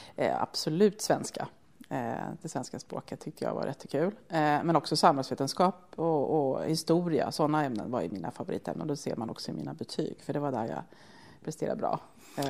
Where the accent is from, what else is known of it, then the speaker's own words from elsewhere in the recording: Södertälje, Stockholm County, Sweden; är ju född och uppvuxen i Södertälje